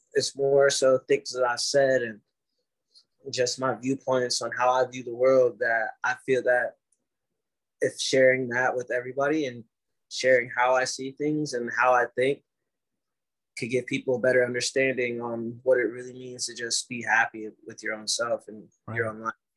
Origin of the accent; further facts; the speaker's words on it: Ohio, United States; moved away; I'm from Ohio